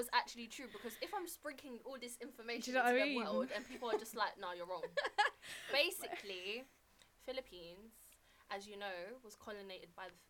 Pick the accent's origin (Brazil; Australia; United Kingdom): United Kingdom; London; our experiences growing up Filipino, in London.